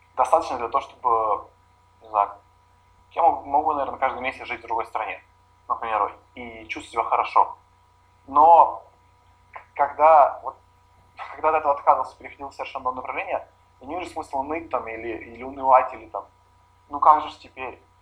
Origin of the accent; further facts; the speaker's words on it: Kyiv, Ukraine; я родился в Киеве